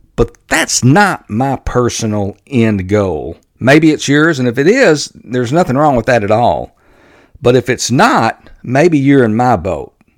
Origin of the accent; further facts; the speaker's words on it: Texas, United States; my home state of Texas